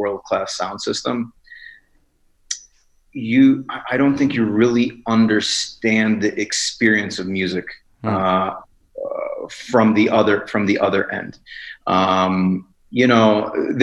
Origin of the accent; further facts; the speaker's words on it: Chicago, Illinois, United States; I grew up in Chicago